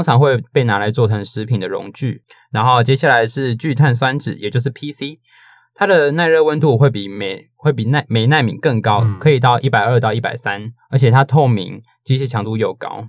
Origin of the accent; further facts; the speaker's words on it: Taiwan; 身为一个台湾人